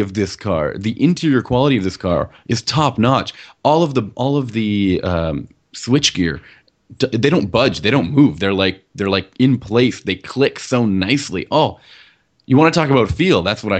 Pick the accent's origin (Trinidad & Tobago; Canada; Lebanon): Canada; I'm still here in Toronto, and you're over there in Quebec, and you know, we're still Canadian